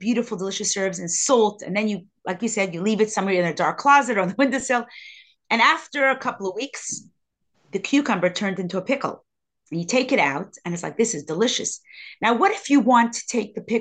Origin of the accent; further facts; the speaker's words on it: New York City, New York, United States; I grew up in Crown Heights